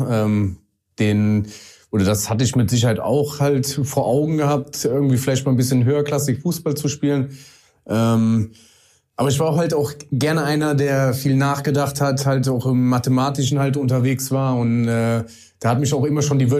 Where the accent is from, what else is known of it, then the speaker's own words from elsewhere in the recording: Vallendar, Rhineland-Palatinate, Germany; Äh, aus Fallender, geboren in Bendorf, aber nie aus Fallender rausgekommen. Immer schön äh, dort geblieben.